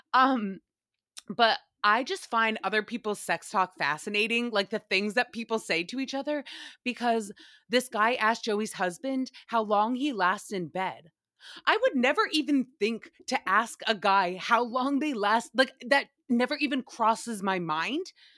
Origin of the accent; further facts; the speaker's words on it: Rhode Island, United States; My hometown in Rhode Island